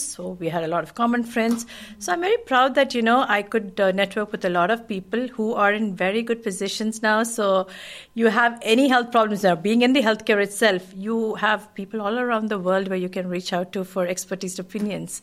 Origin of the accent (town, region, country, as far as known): Kuwait; born or raised there; moved away as an adult; also born or lived in India